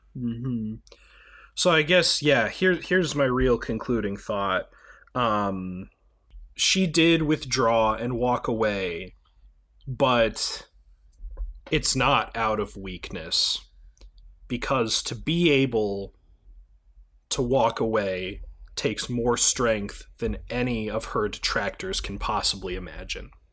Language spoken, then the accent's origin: English; United States; as an American citizen